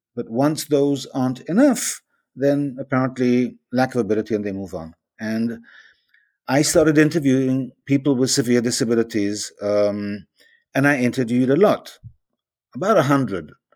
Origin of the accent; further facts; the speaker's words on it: Israel; I'm from Israel